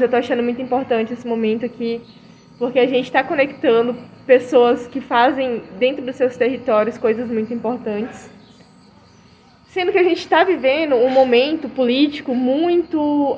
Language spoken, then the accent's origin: Portuguese; Rio Branco, Acre, Brazil; sou de Rio Branco Acre